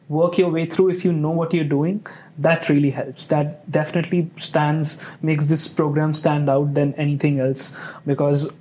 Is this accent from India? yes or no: yes; India; now in Indianapolis, United States; I'm from India, so I have lived in big cities.